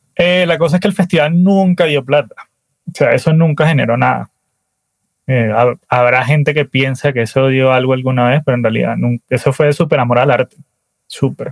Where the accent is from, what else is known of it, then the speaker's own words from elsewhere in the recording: Valencia, Carabobo, Venezuela; moved away as an adult; now in Colombia; yo nací en Valencia, Venezuela